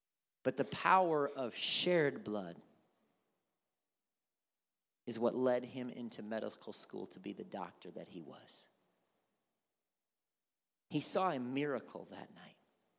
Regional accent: India; Growing up in India, I shared in everything my parents did.

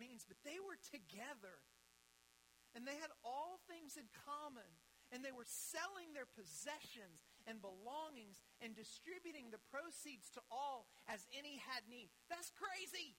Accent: United States; also born or lived in Ethiopia; to be an American citizen, to live here

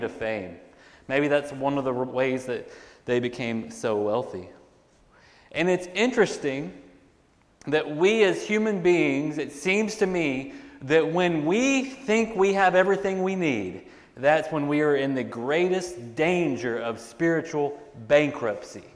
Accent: United States; as American Christians

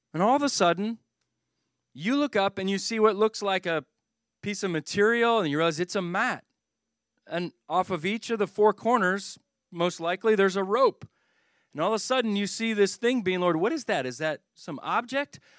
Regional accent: Philadelphia, Pennsylvania, United States; I'm from the Philadelphia area

